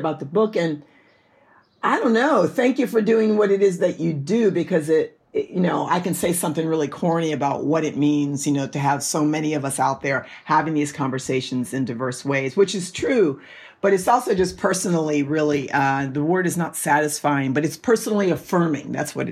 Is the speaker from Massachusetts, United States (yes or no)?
no; New York, United States; moved away as an adult; I say that I'm from New York, even though I haven't lived in New York for probably 30 years, but I'll always be a New Yorker. That's where I was born and raised